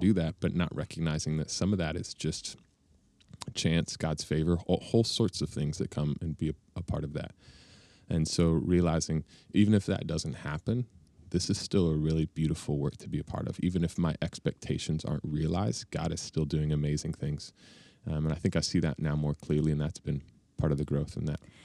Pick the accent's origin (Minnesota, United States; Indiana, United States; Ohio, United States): Ohio, United States; Bellefontaine; moved away; also born or lived in Chicago / Denver; I grew up in Ohio